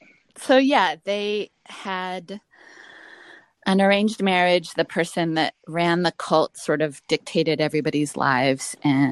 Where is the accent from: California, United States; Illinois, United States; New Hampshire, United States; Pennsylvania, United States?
Illinois, United States; born there; I sort of grew up in L.A. My family, I was born in Illinois